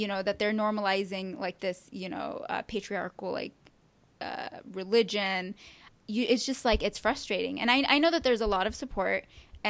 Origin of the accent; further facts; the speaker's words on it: Yemen; I'm an Arab, I'm from Yemen